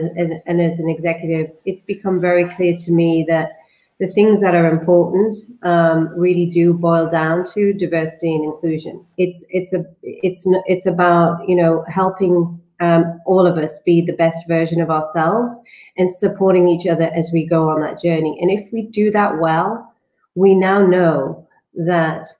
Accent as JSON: {"language": "English", "region": "the north of England", "country": "United Kingdom", "tie": "born or raised there", "said": "I grew up in Northern England"}